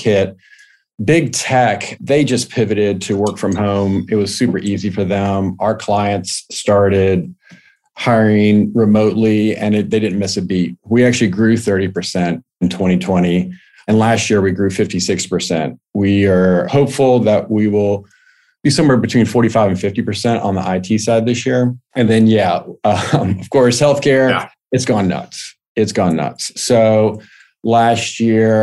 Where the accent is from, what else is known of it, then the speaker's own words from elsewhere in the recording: Richmond, Virginia, United States; moved away as an adult; also born or lived in Pennsylvania; I'm originally from Richmond, Virginia